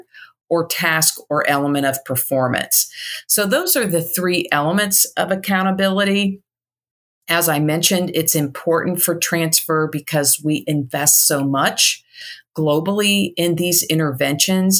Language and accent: English; Indiana, United States; now in Chattanooga, United States; I'm originally from Indiana